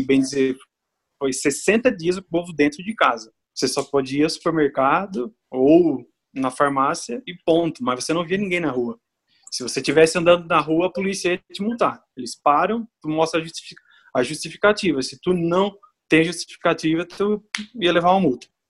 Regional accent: southern Santa Catarina, Brazil; moved away as an adult; now in Italy; eu sou do sul de Santa Catarina

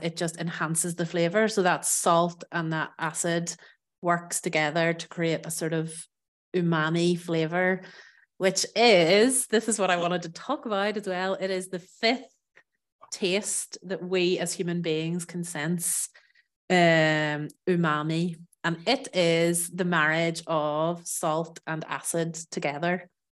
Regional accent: Northern Ireland, United Kingdom; moved away as an adult; also born or lived in south of France; now in France; I'm from Ireland, from Northern Ireland

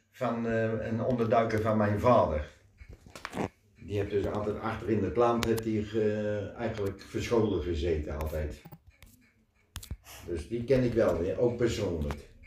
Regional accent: Netherlands; Nee. Ik ben echt een Hollander.

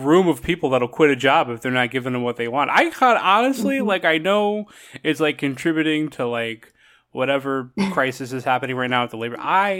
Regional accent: West Haven, Connecticut, United States; moved away; I grew up in Connecticut and, my little town, West Haven, is like a suburb of New Haven, but like, wherever we lived, we were just like I was like a half hour like walk from the beach.

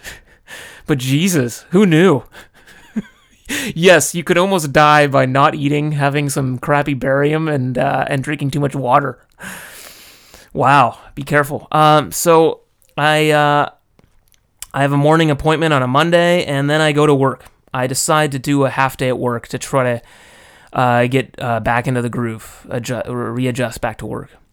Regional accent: United States; moved away as an adult; now in Japan; growing up in the States

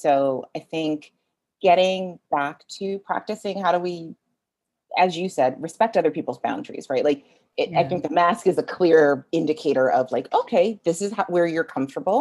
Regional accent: Jamaica; I am Jamaican.

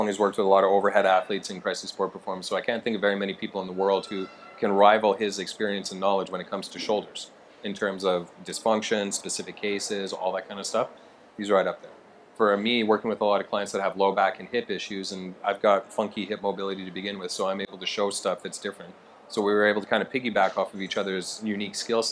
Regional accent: Edmonton, Alberta, Canada; I'm Canadian from Edmonton, Alberta

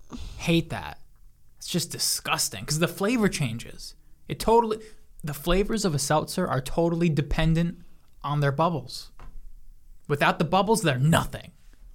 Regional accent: Mount Vernon, United States; I came from Mount Vernon

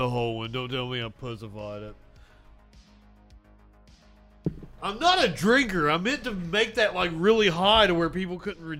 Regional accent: Appalachia, United States; I'm from Appalachia.

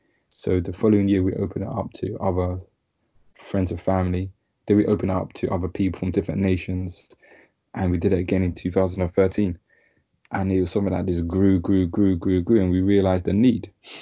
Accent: Ghana; said, yeah, I'm from Ghana.

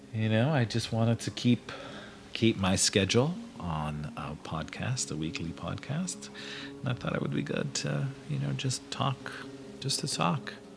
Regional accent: Hazleton, Pennsylvania, United States; moved away as an adult; I grew up in the Hazleton, Pennsylvania area

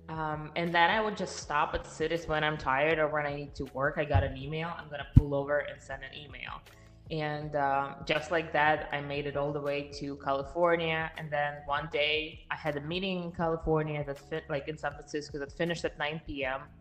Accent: Siberia, Russia; English is a second language; moved away as an adult; also born or lived in Miami, United States; now in Texas, United States; From my name, you can understand where I'm coming from. I was born and raised in Russia, in Siberia, actually. And uh, I moved to the United States just five years ago. So, five and a half years ago, I did not speak any English.

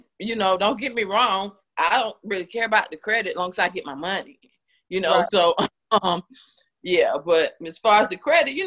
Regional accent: Tampa, Florida, United States; moved away as an adult; now in Atlanta, United States; I'm originally from Tampa, Florida. So that's what led me to Atlanta.

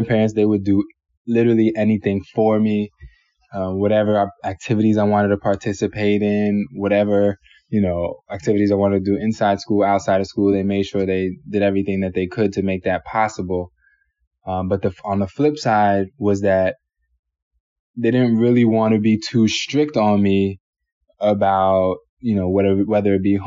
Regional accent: Savannah, Georgia, United States; moved away; also born or lived in New York City, New York; I was born in New York City, in Manhattan, and then shortly after, parents were having a little bit of trouble with one another, and my mother decided to move down to Savannah, Georgia

